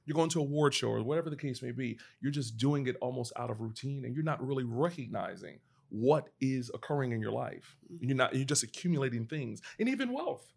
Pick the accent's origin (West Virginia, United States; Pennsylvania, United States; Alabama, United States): Pennsylvania, United States; now in Atlanta, United States; I live in Atlanta now, but I'm originally from Pennsylvania